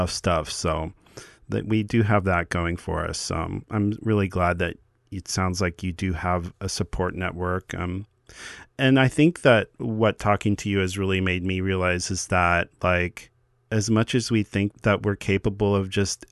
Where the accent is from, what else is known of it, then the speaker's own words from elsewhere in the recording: Midwest, United States; I come from the Midwest